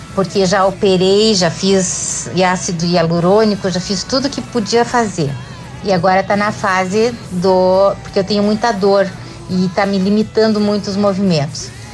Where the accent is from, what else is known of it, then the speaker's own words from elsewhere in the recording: Curitiba, Paraná, Brazil; eu sou de Curitiba